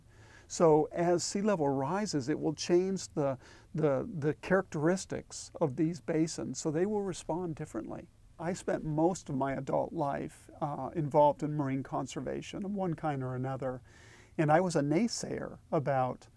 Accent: California coast, United States; moved away as an adult; also born or lived in Seattle / Alaska; I grew up on the California coast

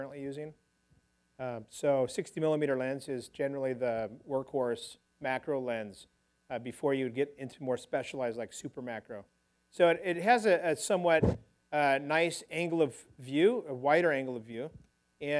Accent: California, United States; I grew up diving here in California

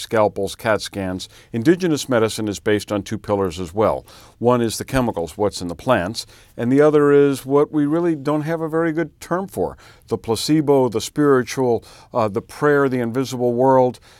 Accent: Louisiana, United States; I grew up in Louisiana

